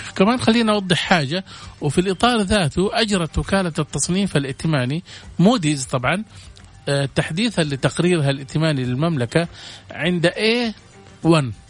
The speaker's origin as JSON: {"language": "Arabic", "country": "Saudi Arabia", "said": "عندنا في السعودية"}